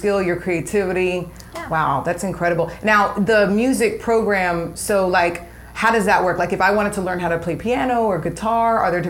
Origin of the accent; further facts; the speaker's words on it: Clarksville, United States; I grew up here in Clarksville